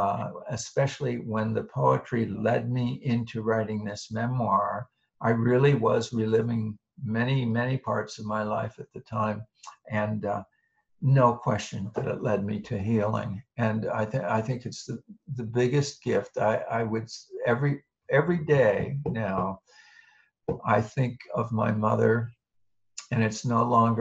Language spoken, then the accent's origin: English; State College, Pennsylvania, United States; now in Boston, United States; I grew up in State College, Pennsylvania, Central Pennsylvania, the same town where Penn State University is located.